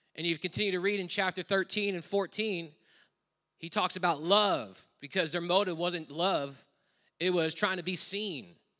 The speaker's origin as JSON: {"language": "English", "country": "United States", "moved": "as an adult", "lives_now": "Australia", "said": "I'm an American living in another country. I'm a foreigner"}